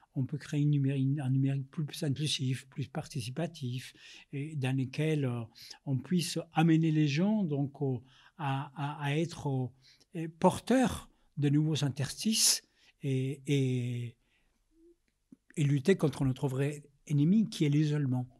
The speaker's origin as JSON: {"language": "French", "country": "Colombia", "tie": "born or raised there", "second_language": "French", "moved": "as an adult", "lives_now": "Paris, France", "said": "Je suis né en Amérique latine, je suis né en Colombie, je suis arrivé en France, j'avais vingt ans, réfugié politique"}